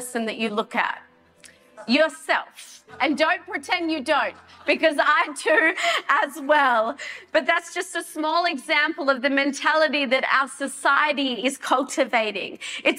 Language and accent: English; Australia; as an Australian citizen